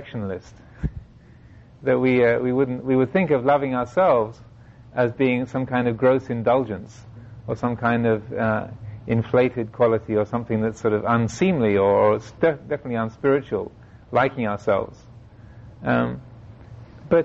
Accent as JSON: {"language": "English", "region": "England", "country": "United Kingdom", "said": "Being English"}